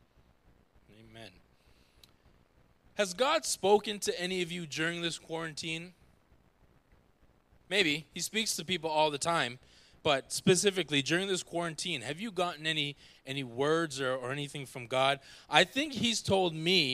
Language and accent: English; Jamaica; I'm a Jamaican.